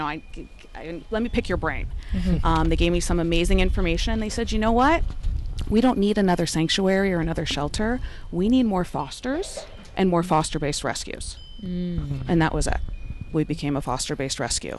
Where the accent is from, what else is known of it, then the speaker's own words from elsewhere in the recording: San Diego, California, United States; growing up in San Diego, I grew up partying in TJ